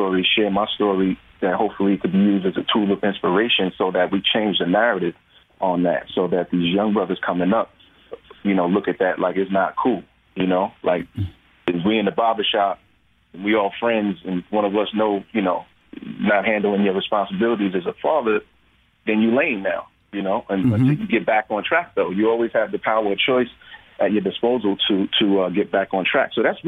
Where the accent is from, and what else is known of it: New York, United States